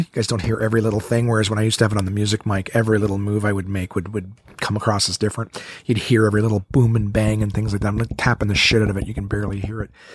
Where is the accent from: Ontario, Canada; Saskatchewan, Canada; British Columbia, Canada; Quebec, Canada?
Ontario, Canada; Ottawa; right here in my hometown, Ottawa, Ontario.